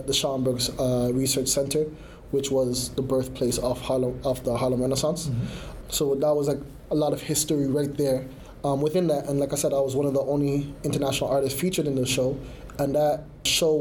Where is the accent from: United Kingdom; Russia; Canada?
Canada